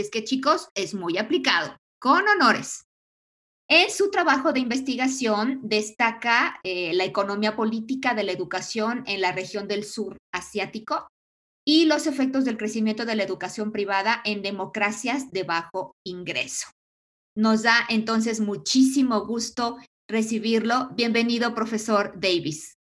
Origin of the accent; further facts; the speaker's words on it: Mexico; also born or lived in Aguascalientes; nosotros pues casi todos somos eh, mexicanos